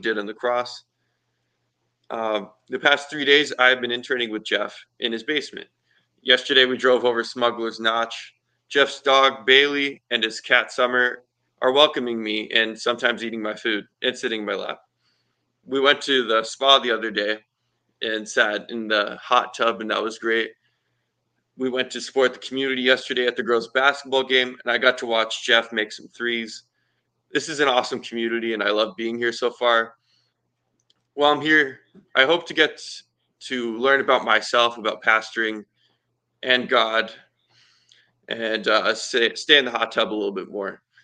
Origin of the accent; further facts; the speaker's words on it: Nova Scotia, Canada; now in Long Lake, United States; I live in Long Lake, New York. I'm 21 years old, and I was born in Nova Scotia.